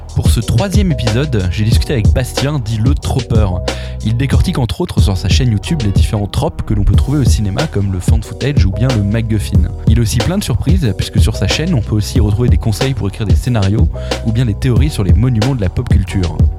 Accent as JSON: {"language": "French", "town": "Dijon", "region": "Bourgogne-Franche-Comté", "country": "France", "said": "je viens de Dijon"}